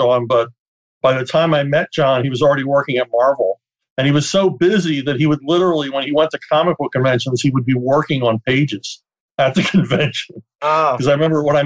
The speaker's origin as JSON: {"language": "English", "town": "Philadelphia", "region": "Pennsylvania", "country": "United States", "said": "I was from Philly. Everybody worked at a hoagie shop at some point."}